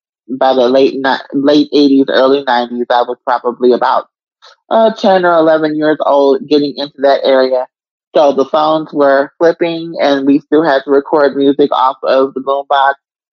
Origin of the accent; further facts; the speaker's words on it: New York, United States; But growing up in New York was fun. And I think it built up who I was musically because there's so many different genres of music in New York, so many different cultures.